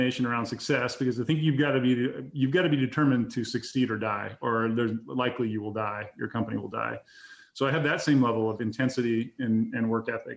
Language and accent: English; Grangeville, Idaho, United States; moved away; my hometown in Grangeville, Idaho, because that's our testing facility